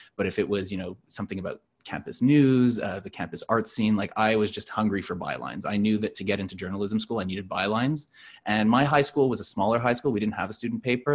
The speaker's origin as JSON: {"language": "English", "town": "Montreal", "region": "Quebec", "country": "Canada", "moved": "yes", "lives_now": "Toronto, Canada", "said": "I'm not from Toronto originally. I'm from Montreal"}